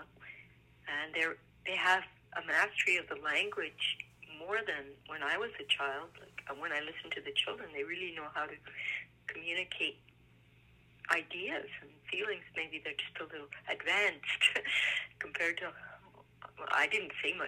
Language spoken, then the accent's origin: English; Vernon, British Columbia, Canada; also born or lived in Europe; I was born in Vernon